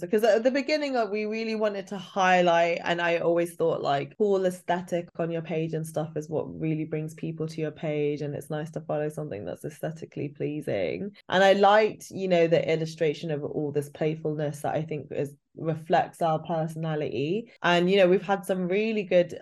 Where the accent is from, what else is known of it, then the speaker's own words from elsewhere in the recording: United Kingdom; our experience of being British Asian